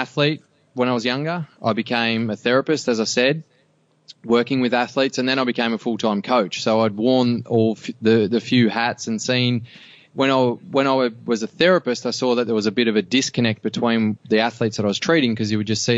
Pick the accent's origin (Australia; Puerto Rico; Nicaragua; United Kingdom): Australia; Cobar, New South Wales; I grew up in Cobar